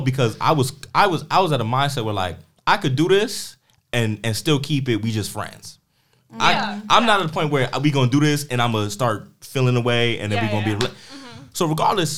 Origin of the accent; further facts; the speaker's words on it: New York City, New York, United States; I'm from Harlem.